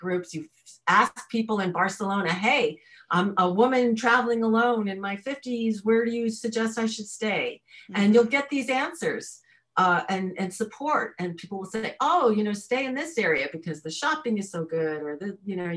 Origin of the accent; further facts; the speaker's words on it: New York, United States; I was raised in New York, so I was street savvy probably more than I am now